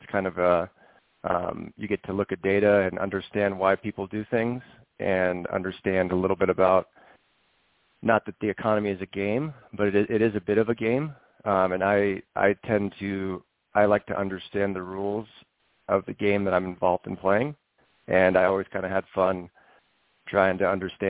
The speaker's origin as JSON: {"language": "English", "region": "Northern California", "country": "United States", "tie": "born or raised there", "said": "I grew up in Northern California"}